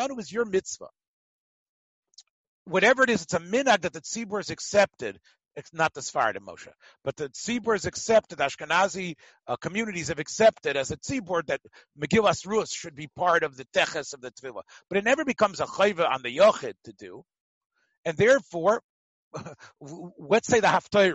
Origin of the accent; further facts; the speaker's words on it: Memphis, Tennessee, United States; moved away; the minhag in my hometown in Memphis